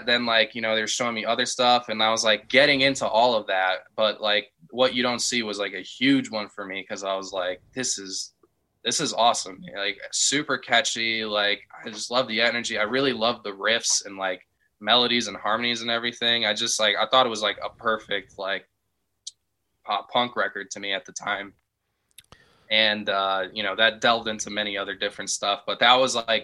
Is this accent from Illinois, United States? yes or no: yes; Chicago, Illinois, United States; I was growing up in the Chicagoland area